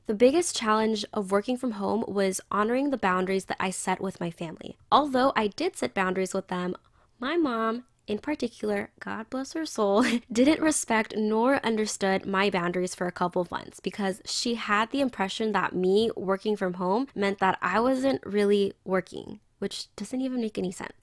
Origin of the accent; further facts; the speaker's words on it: San Diego, California, United States; I gained more of an appreciation of my hometown through the community